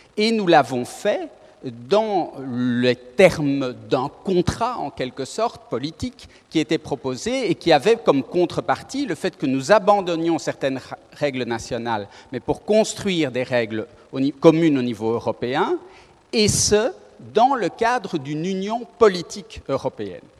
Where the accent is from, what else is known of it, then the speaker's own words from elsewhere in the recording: Belgium; nous sommes belges